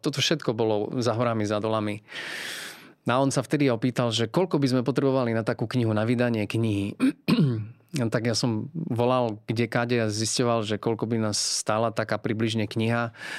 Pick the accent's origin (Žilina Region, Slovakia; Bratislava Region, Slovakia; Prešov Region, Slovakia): Prešov Region, Slovakia; Podolínec; ja som vyrástol vlastne v Podolinci. Eh, je to malé mestečko